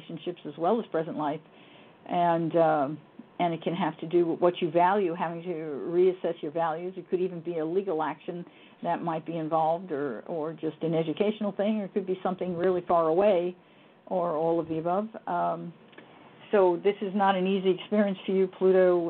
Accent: New York City, New York, United States; born or raised there; also born or lived in Yonkers, New York

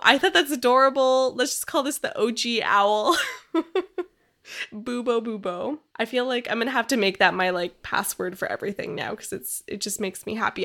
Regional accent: Canada; we're from Canada

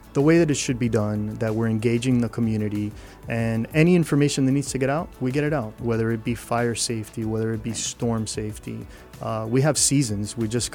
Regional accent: Miami, Florida, United States; I was born in Mercy Hospital, and I lived in the city for most of my childhood. I lived in Shenandoah, 16th Terrace and 19th Avenue.

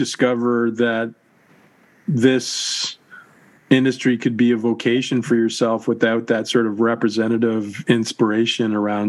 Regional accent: Canada; when you and I were growing up in Canada

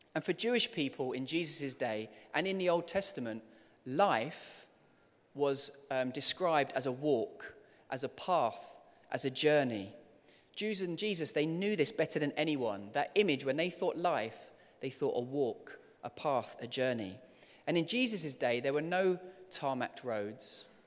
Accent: London, United Kingdom; as a kid, I loved growing up here in London, and I loved, um, being here as a child.

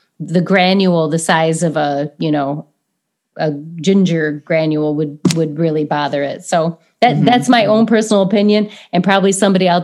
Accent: United States; we're so American

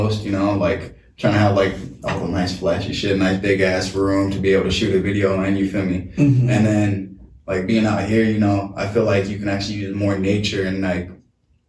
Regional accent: Las Vegas, Nevada, United States; now in Washington, United States; originally I'm from Vegas

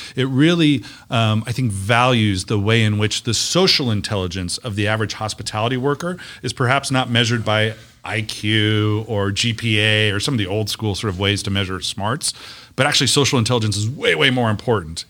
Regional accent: Las Vegas, Nevada, United States; I'm a kid from Las Vegas. I believe in this town. I've watched it grow up

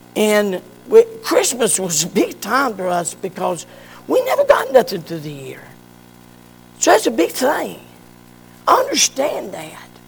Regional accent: Morganton, North Carolina, United States; Dr. Acup in Morganton brought me out to my mama

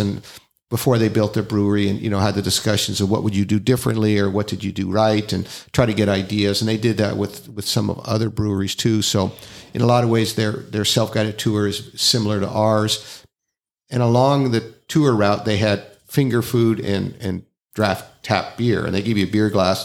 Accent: Northern California, United States; moved away; I'm, I'm from Northern California

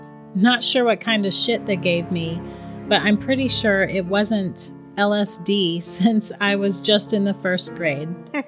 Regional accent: Charleston, West Virginia, United States; As I said, I'm from West Virginia. My family lived way out past BFE in the mountains. Thank God we moved to Charleston before I was born.

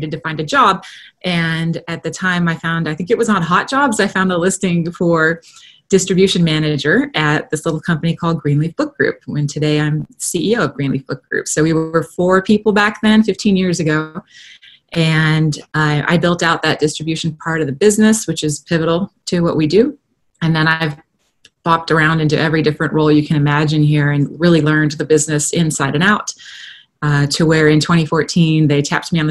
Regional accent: Los Angeles, California, United States; moved away as an adult; now in Austin, United States; my background growing up in Los Angeles, I went to film school like so many Los Angelinos

